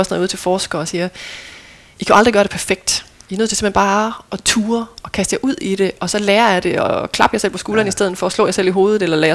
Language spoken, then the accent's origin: Danish; North Denmark Region, Denmark; for selvom jeg er vokset op ved Limfjorden, jamen, så har vi altid været ved den vestlige del af Limfjorden